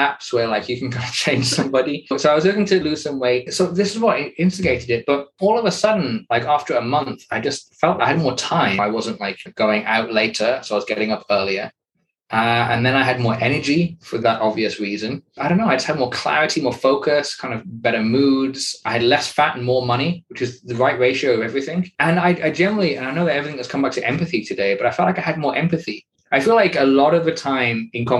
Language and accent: English; United Kingdom; a British male in his early 30s